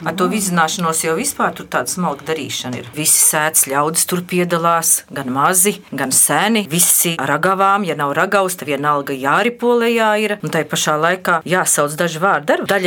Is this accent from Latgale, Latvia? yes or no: no; Jērcēni, Valmiera Municipality, Latvia; un es esmu no Jērcēnu pagasta.